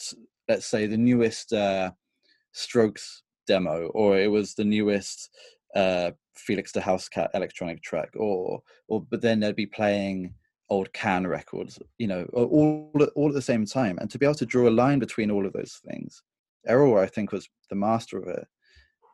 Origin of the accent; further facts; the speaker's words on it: Bournemouth, South West England, United Kingdom; I was growing up in Bournemouth